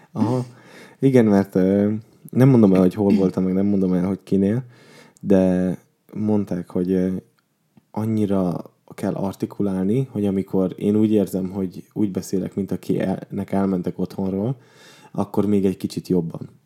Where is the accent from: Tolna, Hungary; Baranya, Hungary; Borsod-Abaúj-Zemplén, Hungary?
Borsod-Abaúj-Zemplén, Hungary; én Borsodból származom